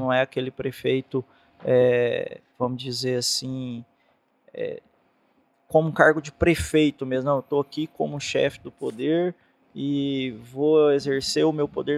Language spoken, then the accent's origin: Portuguese; Caçu, Goiás, Brazil; eu sou goiano, nasci em Caçu